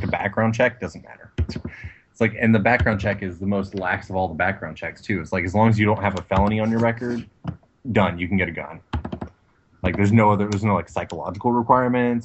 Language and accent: English; Texas, United States; moved away as an adult; also born or lived in Washington; I moved back down from Washington to Texas and you know where I'm originally from